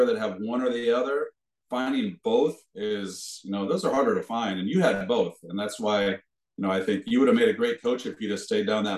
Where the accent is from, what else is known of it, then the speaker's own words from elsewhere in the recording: Des Moines, Iowa, United States; moved away; I'm originally from Des Moines, Iowa